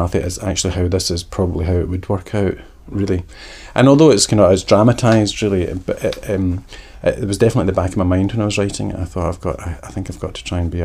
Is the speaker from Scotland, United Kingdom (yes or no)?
yes; Glasgow, Scotland, United Kingdom; growing up in Glasgow